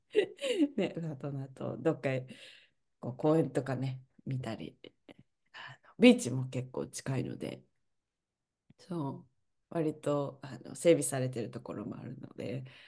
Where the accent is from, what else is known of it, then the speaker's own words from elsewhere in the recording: Kyoto, Japan; moved away as an adult; now in Canada; 私は京都の市内で育った